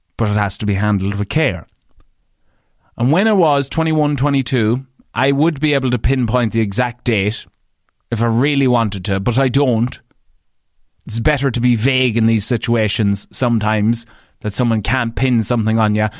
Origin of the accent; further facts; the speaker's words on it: Ireland; as an Irish man.